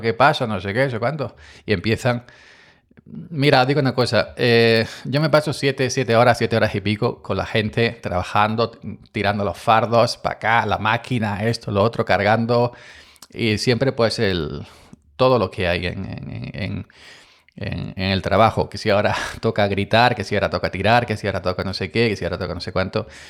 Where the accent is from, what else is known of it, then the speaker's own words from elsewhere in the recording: Andalusia, Spain; somos andaluces